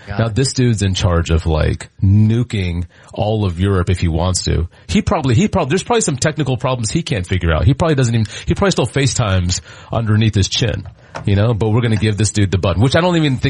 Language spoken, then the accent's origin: English; Garland, Texas, United States; also born or lived in Richardson; I grew up around here. I went to school and I grew up in Garland, but because of redistricting, I went to high school in Richardson.